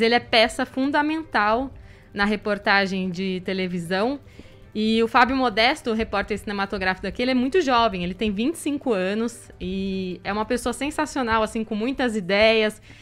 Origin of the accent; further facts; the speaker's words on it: Campo Grande, Mato Grosso do Sul, Brazil; moved away as an adult; also born or lived in Campinas / São José do Rio Preto; now in Botucatu, Brazil; eu saí de Campo Grande para fazer faculdade em Campinas